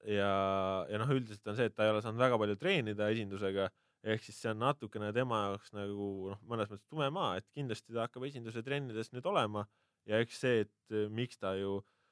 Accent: Hiiumaa, Hiiu County, Estonia; now in Tallinn, Estonia; ma olen hiidlane ikkagi okay. alati ja olen ja jään.

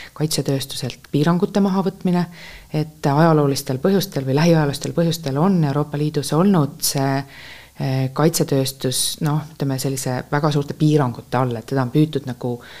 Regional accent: Estonia; me oleme Eestist

